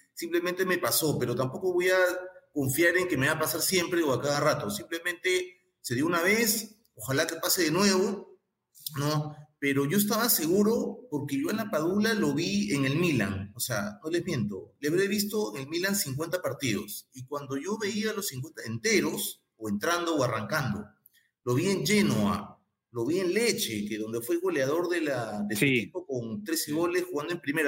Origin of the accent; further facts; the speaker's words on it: Peru; siento alegría como peruano